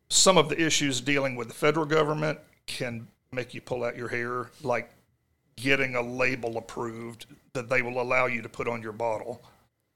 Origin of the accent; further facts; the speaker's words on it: Jonesboro, Arkansas, United States; we're from Jonesboro, that is a dry county.